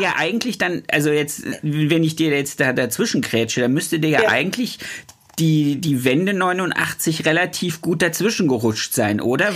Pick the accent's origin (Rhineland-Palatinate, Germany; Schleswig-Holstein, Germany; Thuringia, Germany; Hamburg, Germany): Thuringia, Germany; now in Baden-Württemberg, Germany; Ich komme ja aus Thüringen und meine Frau aus Sachsen-Anhalt.